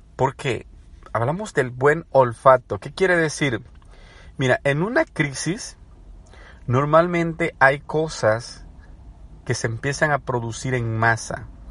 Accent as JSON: {"language": "Spanish", "country": "El Salvador", "moved": "as an adult", "lives_now": "United States", "said": "soy salvadoreño, pero residente en Estados Unidos de hace más ya de una década que vivo acá"}